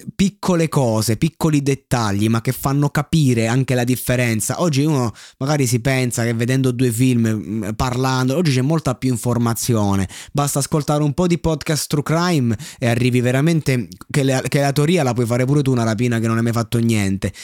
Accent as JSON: {"language": "Italian", "town": "Roseto degli Abruzzi", "region": "Abruzzo", "country": "Italy", "lives_now": "Chieti, Italy", "said": "io non sono di Pescara, io sono di Roseto che è lì vicino"}